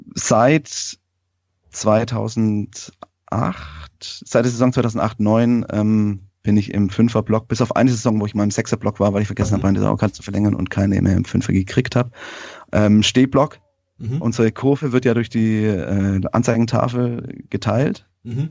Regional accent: Langenburg, Baden-Württemberg, Germany; ich komme aus Langenburg

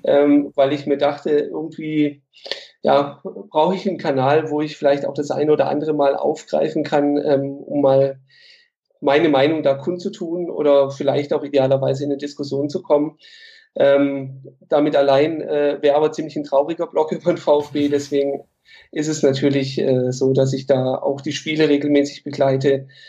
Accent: Stuttgart, Baden-Württemberg, Germany; in Bad Cannstatt geboren

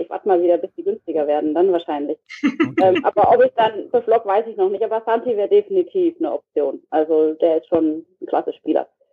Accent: Heidelberg region, Baden-Württemberg, Germany; ich komme hier aus der Re Region von Heidelberg, also das, was ich auch bei Twitter bei mir eigentlich immer steht. Mhm. Also da komme ich auch her

